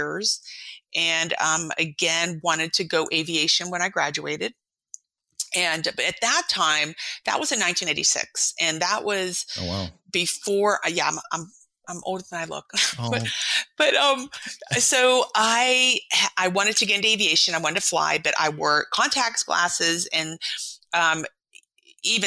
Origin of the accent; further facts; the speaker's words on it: East Coast, United States; moved away as an adult; also born or lived in San Diego / Moscow, Idaho; we're from the East Coast